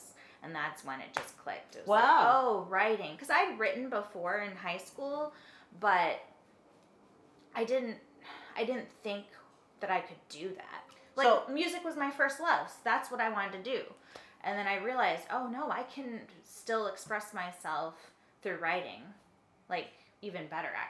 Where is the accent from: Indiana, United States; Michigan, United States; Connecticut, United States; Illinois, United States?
Connecticut, United States; northeastern; also born or lived in California / Florida; Eastern Connecticut, rural, like, sort of, northeastern Connecticut.